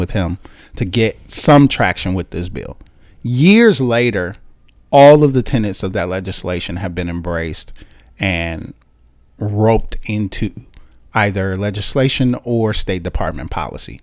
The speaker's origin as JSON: {"language": "English", "town": "Chicago", "region": "Illinois", "country": "United States", "tie": "born or raised there", "also_born_or_lived": "Washington, D.C.", "moved": "as an adult", "said": "I am from Chicago, Illinois. Born and raised in Chicago"}